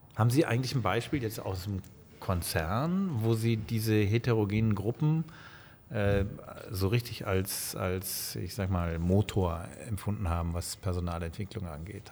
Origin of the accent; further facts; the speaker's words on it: Bonn, North Rhine-Westphalia, Germany; Ich bin äh, wie Sie in Bonn geboren